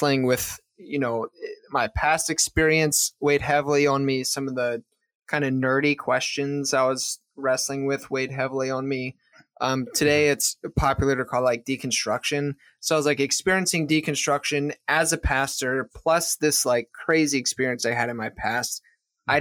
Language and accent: English; Maryland, United States; moved away as an adult; also born or lived in Pennsylvania / South Florida; I'm from Maryland. So I moved from Maryland to South Florida